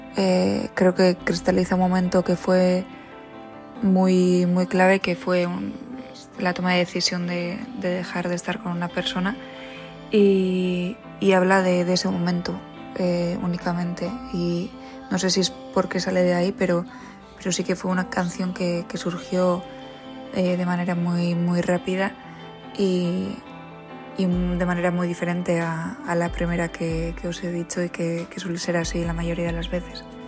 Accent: San Sebastián, Basque Country, Spain; soy de Donosti

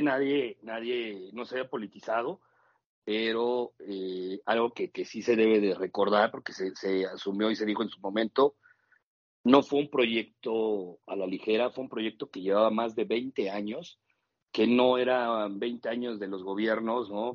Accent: Mexico; así somos los mexicanos

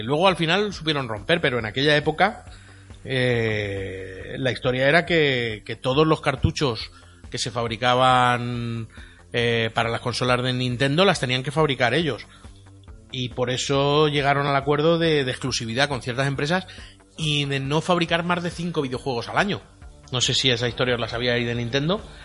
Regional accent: Elda, Valencian Community, Spain; aquí en Elda, ¿eh? en mi pueblo

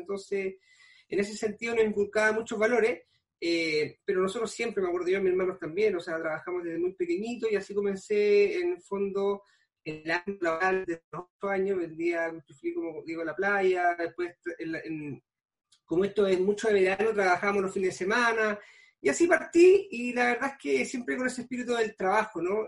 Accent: Pichilemu, O'Higgins, Chile; soy nacido y criado en Pichilemo, toda la vida acá

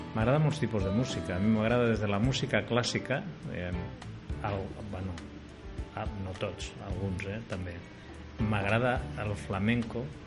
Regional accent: Iznájar, Andalusia, Spain; also born or lived in Puente Genil; now in Catalonia, Spain; jo vaig marxar d'Ignàjara no? amb 11 anys i tinc, i tinc en aquests moments 63

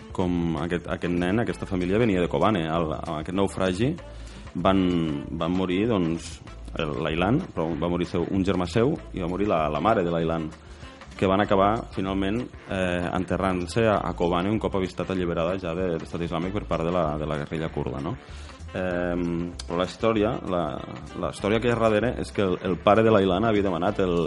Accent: Pallars, Catalonia, Spain; jo sóc del Pallars

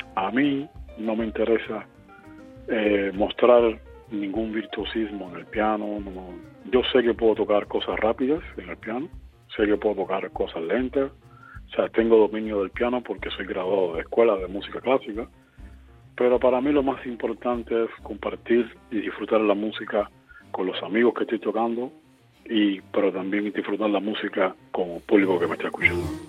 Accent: Cuba; de Cuba

